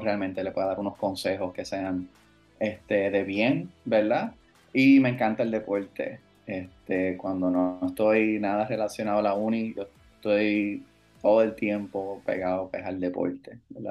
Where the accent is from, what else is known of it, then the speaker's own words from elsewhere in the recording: Cabo Rojo, Puerto Rico; also born or lived in United States / Florida; yo me crié en Cabo Rojo